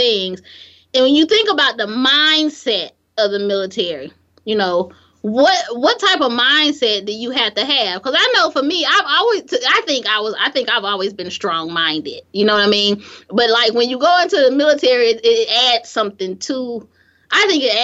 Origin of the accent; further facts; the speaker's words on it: Gary, Indiana, United States; moved away as an adult; I'm from Gary